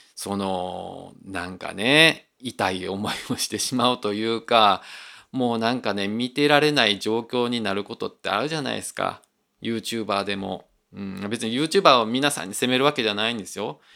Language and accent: Japanese; Osaka, Japan; 自分はあの大阪で生まれて大阪で育った